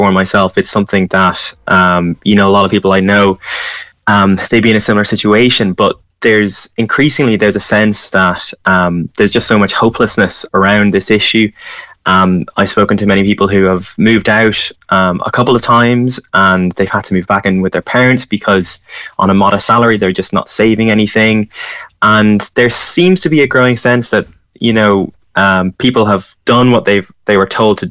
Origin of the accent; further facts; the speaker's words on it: County Louth, Ireland; moved away as an adult; also born or lived in Cork; now in Dublin, Ireland; I'm from Louth